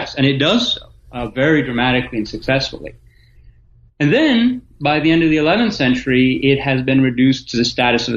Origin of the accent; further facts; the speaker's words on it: Athens, Attica, Greece; moved away as an adult; also born or lived in Michigan, United States / Ohio, United States; now in United States; I was born in Athens, Greece, 1971, during the dictatorship. My mother is American. My father is Greek. So I grew up bilingual in Athens